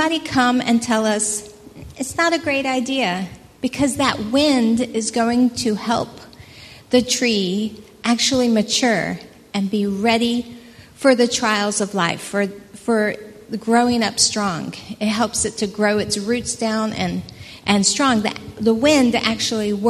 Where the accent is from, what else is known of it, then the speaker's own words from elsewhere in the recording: United States; moved away as an adult; now in Port Edward, South Africa; we are originally from America